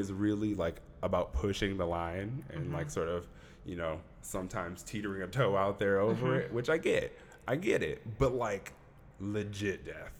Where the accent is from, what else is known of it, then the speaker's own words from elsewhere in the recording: Saginaw, Michigan, United States; I'm from here. This is a state that I've grown up in. Mm-hmm, mm-hmm. I'm from Saginaw, Michigan. That's about 40 minutes north of Flint.